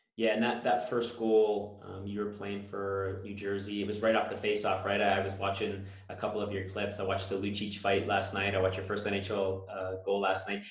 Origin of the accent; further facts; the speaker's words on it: Newmarket, Ontario, Canada; I grew up in Newmarket, so I watched the Hurricanes